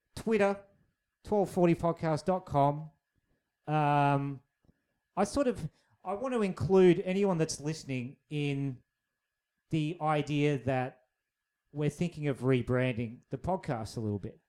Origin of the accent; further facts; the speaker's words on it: Australia; we're both Australian